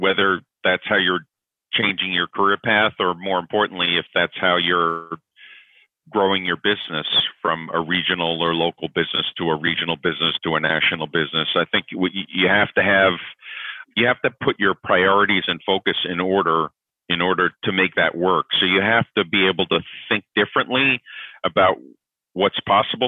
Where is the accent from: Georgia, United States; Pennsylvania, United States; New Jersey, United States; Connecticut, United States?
Connecticut, United States; moved away as an adult; also born or lived in New York; now in Atlanta, United States; I'm originally from New York. I grew up in Connecticut